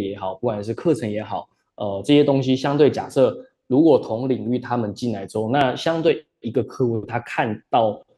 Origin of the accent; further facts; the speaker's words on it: Taiwan; moved away; also born or lived in Australia / Shanghai; 我是台湾人